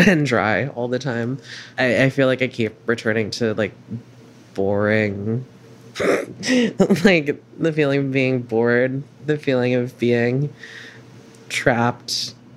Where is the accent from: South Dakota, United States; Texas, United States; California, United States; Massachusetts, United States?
California, United States; now in Brooklyn, United States; growing up in California like at the same time that I was